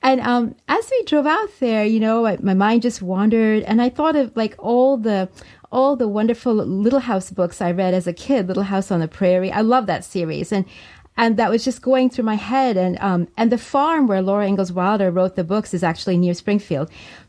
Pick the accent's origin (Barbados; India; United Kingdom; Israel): India; also born or lived in France; So I felt very much at home, and it just sort of expanded my identity, I guess, of being Indian abroad.